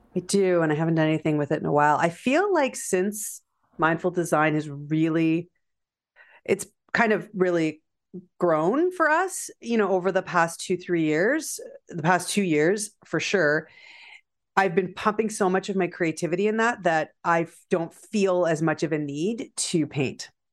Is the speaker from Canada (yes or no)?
yes; Canada; also born or lived in Prince Edward County, Ontario; I, I'm Canadian